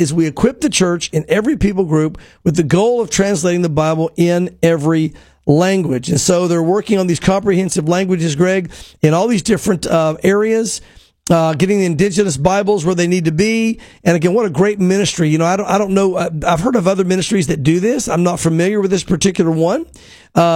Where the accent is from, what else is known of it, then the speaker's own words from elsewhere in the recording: Knoxville, Tennessee, United States; moved away as an adult; we grew up in Tennessee and God called us back to Knoxville